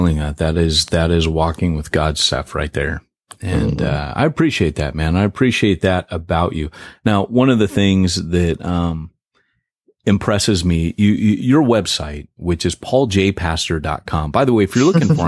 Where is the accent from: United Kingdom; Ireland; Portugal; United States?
United States; Huntington Beach, California; I was raised in Huntington Beach